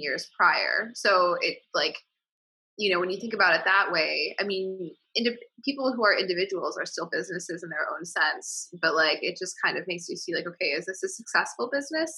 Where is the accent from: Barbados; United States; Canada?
United States; Midwest; I'm from the Midwest, and my mom is like they're like they live in the in the suburbs in Illinois